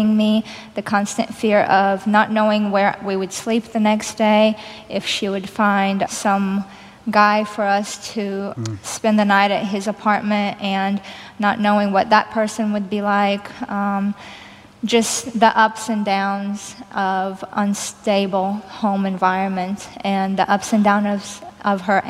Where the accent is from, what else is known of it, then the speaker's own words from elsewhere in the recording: Kyiv, Ukraine; moved away; I grew up in Kyiv, Ukraine.